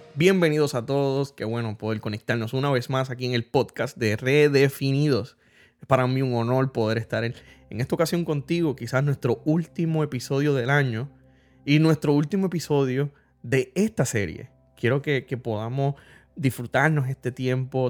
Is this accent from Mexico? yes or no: no; Puerto Rico; todos como puertorriqueños experimentamos algún trastorno